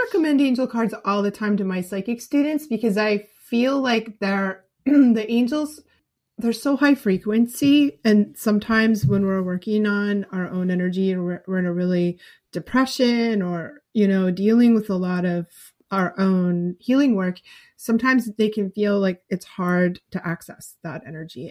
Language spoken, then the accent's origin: English; New England, United States; I'm from New England